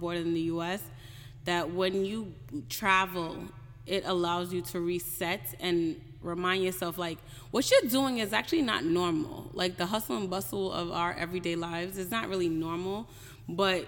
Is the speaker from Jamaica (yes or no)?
yes; Jamaica; I'm Jamaican